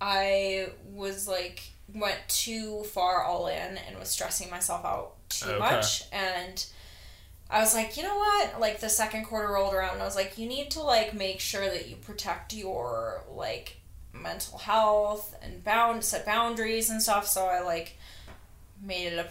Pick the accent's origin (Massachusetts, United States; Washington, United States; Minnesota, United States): Minnesota, United States; moved away; I'm from Minnesota